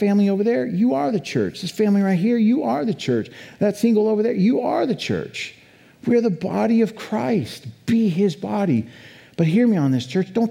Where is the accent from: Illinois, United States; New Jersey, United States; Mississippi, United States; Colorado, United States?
Colorado, United States; also born or lived in Boulder; now in Idaho, United States; I come from Colorado, right? 30 years in Colorado, lived in Boulder, Colorado, right?